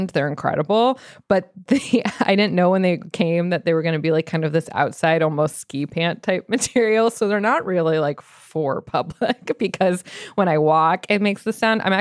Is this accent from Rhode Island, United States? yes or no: no; Arizona, United States; so I'm from Arizona really